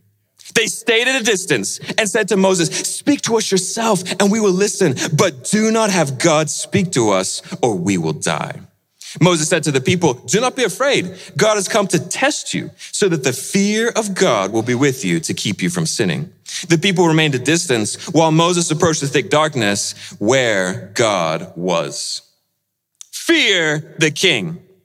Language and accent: English; Indonesia; See, I grew up in Indonesia, and after I finished university, I went back there to Indonesia, and Indonesia is a beautiful country, wonderful islands and beaches